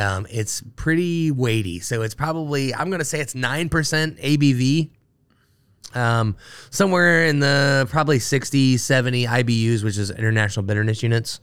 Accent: Dayton, Ohio, United States; moved away as an adult; now in Cincinnati, United States; I grew up in Dayton, Ohio

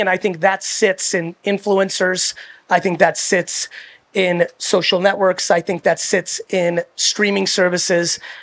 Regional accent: United States; also born or lived in Soviet Union; I was born in the Soviet Union, and then I came to America when I was three

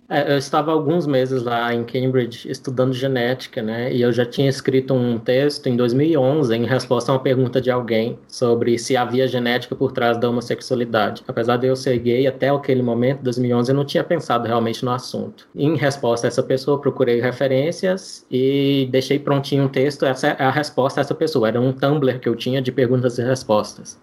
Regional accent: interior of Minas Gerais, Brazil; now in Brasília, Brazil; Eu sou mineiro, né? Cresci no interior de Minas Gerais, é, perto de um rio chamado Paranaíba

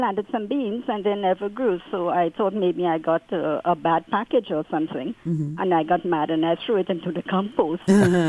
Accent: Trinidad & Tobago; now in Aurora, Canada; I'm from the West Indies, Trinidad, to be exact.

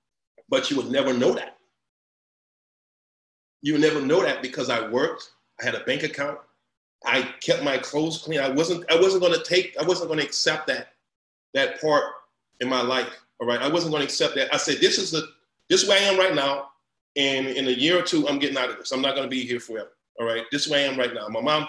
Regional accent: New Iberia, Louisiana, United States; I'm from Louisiana, I'm from the bottom, I'm from the boot, all right? I'm from New Iberia, Louisiana, I'm from the boot, I mean the mud.

